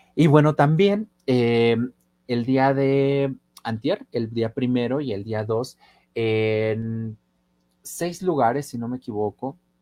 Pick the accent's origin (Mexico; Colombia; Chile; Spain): Mexico; Puebla; como poblanos y como mexicanos